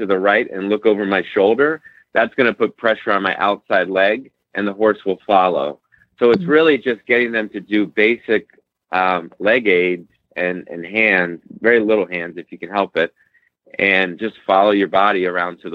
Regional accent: Central Pennsylvania, United States; I'm from Central Pennsylvania. My mother bred warm blood

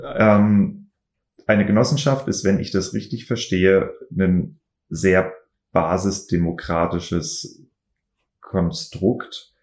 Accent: Kiel, Schleswig-Holstein, Germany; moved away; also born or lived in Geisenheim; ich komme aus Kiel

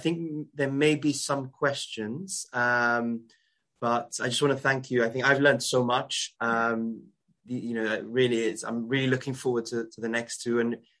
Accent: Gibraltar; I come from Gibraltar

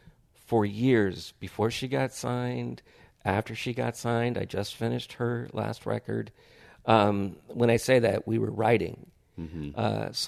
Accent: Hollywood, California, United States; I know that there's like some sort of PTSD from growing up in Hollywood.

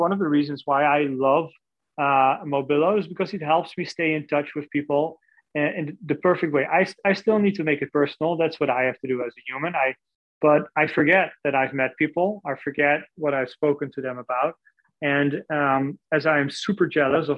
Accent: Netherlands; moved away; I'm originally from the Netherlands

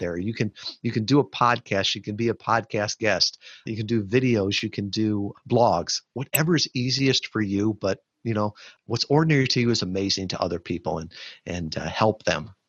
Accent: Chicago, Illinois, United States; moved away; I grew up in the Chicagoland area

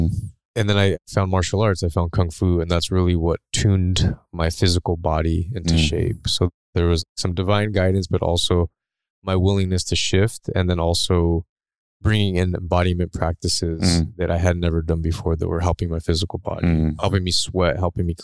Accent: Chula Vista, California, United States; I grew up in San Diego, California, closer to the border in Chula Vista

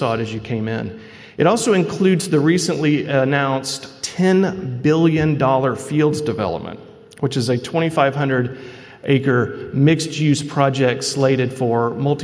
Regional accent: Fayetteville, Arkansas, United States; my hometown, which serves as the Zweig Group headquarters now

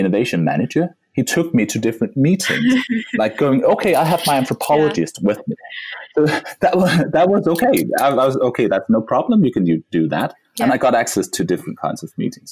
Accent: Denmark; my, my, my home country

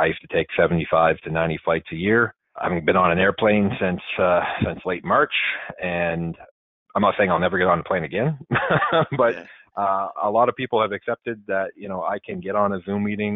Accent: Nova Scotia, Canada; now in Ottawa, Canada; where I grew up in Nova Scotia

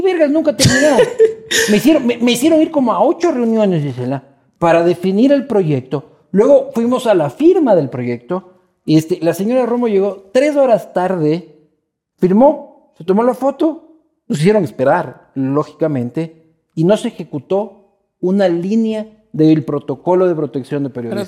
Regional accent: Ecuador; somos los ecuatorianos

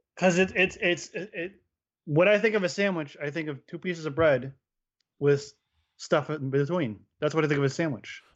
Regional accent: Pennsylvania, United States; I grew up in Pennsylvania

